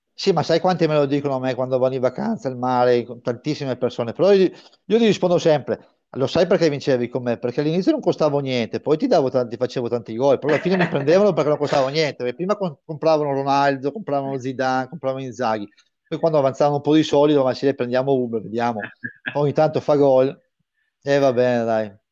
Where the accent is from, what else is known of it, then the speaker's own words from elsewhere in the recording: Brescia, Lombardy, Italy; io sono bresciano, mi sento tra parentesi bresciano